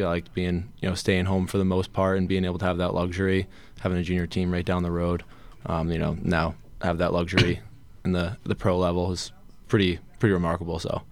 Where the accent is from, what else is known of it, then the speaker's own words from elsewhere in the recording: Poughquag, New York, United States; also born or lived in Salem, Massachusetts; I grew up, uh, town called Pokweg, in a district, uh, Arlington, where Arlington High School is